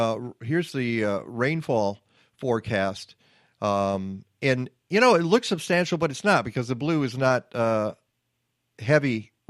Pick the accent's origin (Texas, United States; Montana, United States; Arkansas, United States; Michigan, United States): Michigan, United States; Detroit; moved away; growing up in Michigan in Detroit area